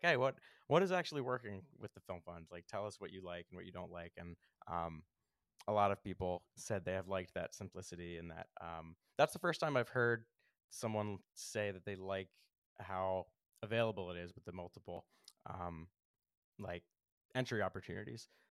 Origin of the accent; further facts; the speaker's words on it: Philadelphia, Pennsylvania, United States; I'm from Philly